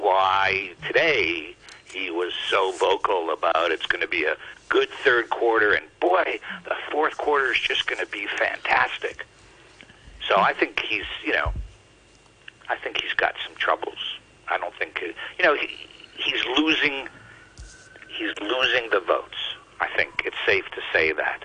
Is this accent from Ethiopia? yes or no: no; Canada; as a Canadian